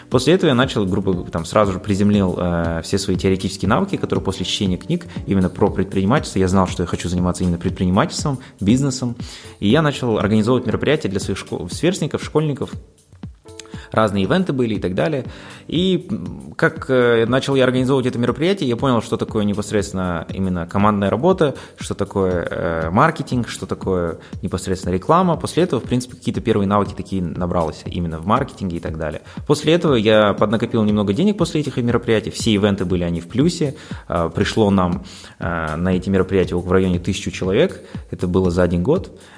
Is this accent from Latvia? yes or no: no; Aktobe, Aktobe Region, Kazakhstan; Сам я родом из Ахтубе, учился в разных школах, учился в зарубежных школах, потом по приезду уже в Казахстан заинтересовался именно изучением и подготовкой к международным экзаменам